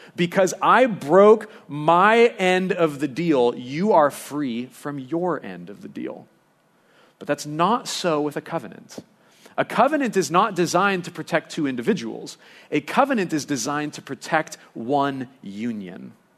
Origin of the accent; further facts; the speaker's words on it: Lompoc, California, United States; growing up in Lompoc